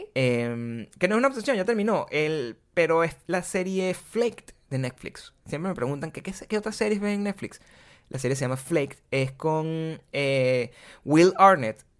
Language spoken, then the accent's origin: Spanish; Venezuela; moved away; also born or lived in Caracas; yo soy súper venezolano